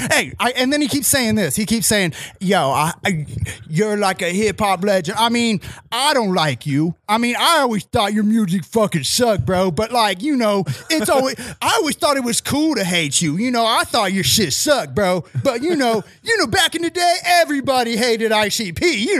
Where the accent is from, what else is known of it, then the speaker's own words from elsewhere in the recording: Arizona, United States; I'm from Arizona. So everybody who's watching this knows I'm from Arizona, right?